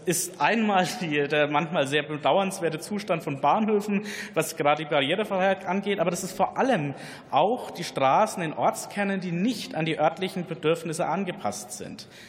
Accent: Bavaria, Germany; meine Heimat in Bayern

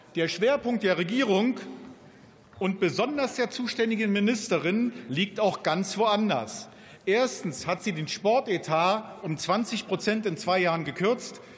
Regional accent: Germany; bei uns in Deutschland

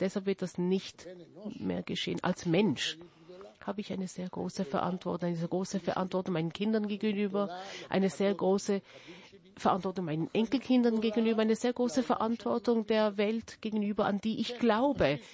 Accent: Jerusalem, Jerusalem District, Israel; Ich wurde in Jerusalem geboren, in einer Familie, die aus 1809 nach Jerusalem kam, aus Vilna

